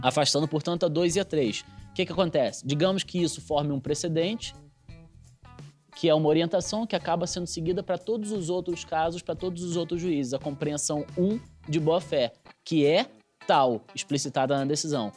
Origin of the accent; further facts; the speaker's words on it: Rio de Janeiro, Brazil; moved away as an adult; also born or lived in Minas Gerais; now in Paraná, Brazil; eu sou carioca, vim aqui para o Paraná depois de um, um tempinho em Minas Gerais como procurador da Fazenda Nacional